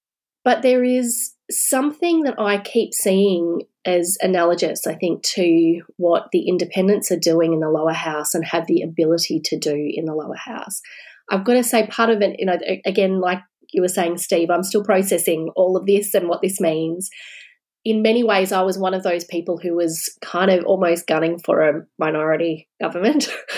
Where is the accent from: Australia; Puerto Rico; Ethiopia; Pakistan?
Australia; a sense of pride again, actually, about being an Australian.